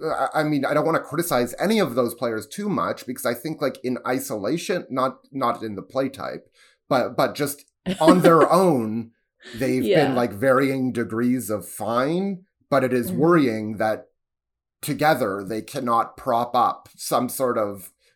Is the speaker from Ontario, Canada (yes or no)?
yes; Toronto, Ontario, Canada; about being a Canadian and a Torontonian in general when you're viewing yourself in contrast to the United States.